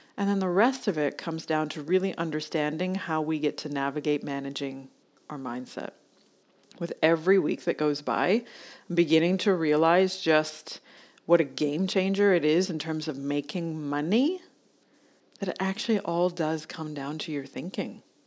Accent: Canada; moved away as an adult; now in Australia; I'm Canadian

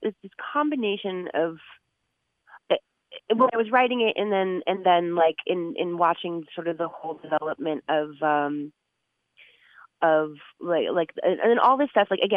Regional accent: Florida, United States; I'm from Florida

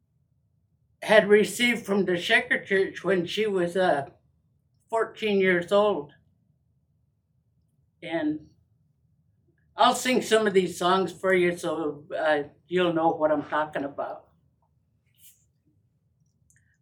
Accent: Muckleshoot, Washington, United States; also born or lived in Tucson, Arizona; I'm from Muckleshoot

